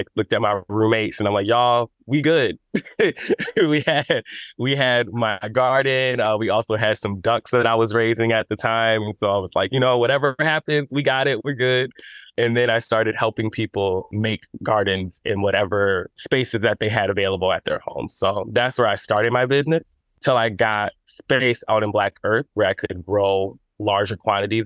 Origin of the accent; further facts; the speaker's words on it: Madison, Wisconsin, United States; My family owns farms in Mississippi, have land down there. But I never grew up on it. I grew up here in Madison.